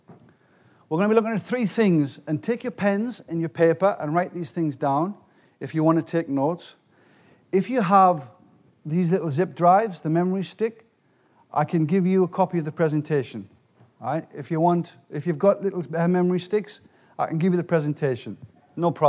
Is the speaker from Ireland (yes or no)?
no; England, United Kingdom; I'm from England.